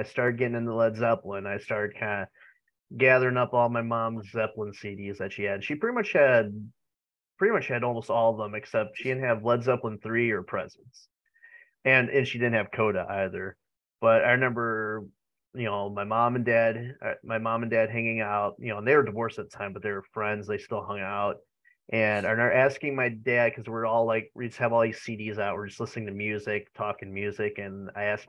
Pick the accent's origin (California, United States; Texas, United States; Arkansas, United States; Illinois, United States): Illinois, United States; I'm from Illinois